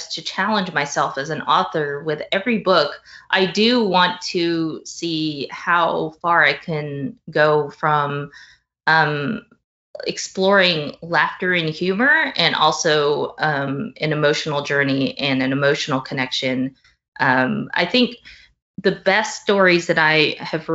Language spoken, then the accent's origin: English; Tennessee, United States; moved away as an adult; I grew up in Tennessee and left when I went to college